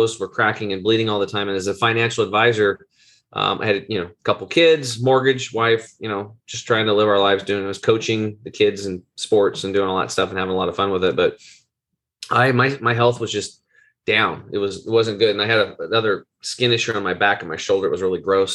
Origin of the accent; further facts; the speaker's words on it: Eastern Oregon, United States; I grew up over in Eastern Oregon, which is it's like out on a farm